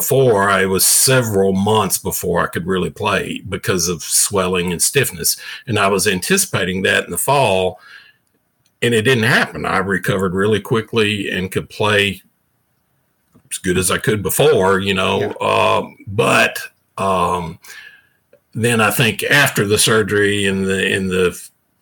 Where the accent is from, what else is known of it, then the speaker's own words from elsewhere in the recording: the South, United States; growing up in the South, like I did